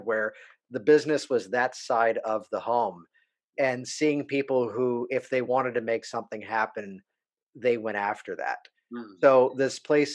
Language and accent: English; Virginia Beach, Virginia, United States; also born or lived in Williamsburg, Virginia / Baltimore, Maryland; now in Springfield, United States; So I'm originally from Virginia Beach, Virginia. Grew up there